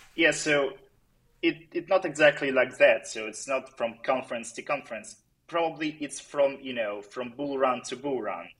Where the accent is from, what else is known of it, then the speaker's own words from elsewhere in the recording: Ukraine; I'm from Ukraine originally